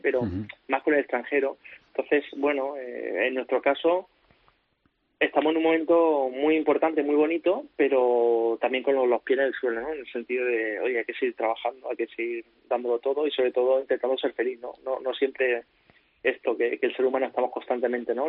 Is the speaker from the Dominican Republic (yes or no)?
no; Córdoba, Andalusia, Spain; moved away as an adult; also born or lived in Valencia; en mi ciudad, con mi gente, en mi tierra